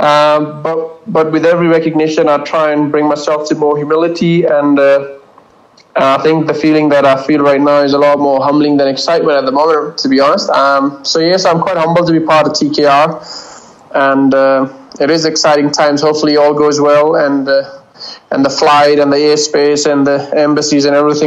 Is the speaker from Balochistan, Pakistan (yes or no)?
no; Sialkot, Punjab, Pakistan; moved away; me growing up in Pakistan is no different to any other kid growing in Pakistan